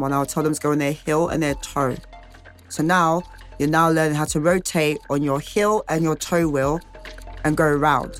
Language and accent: English; London, United Kingdom; We're all from all ends, like, we're from North London, South London, East London, West London